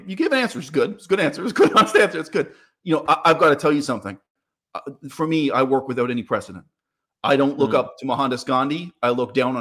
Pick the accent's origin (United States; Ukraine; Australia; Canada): Canada; I'm from Canada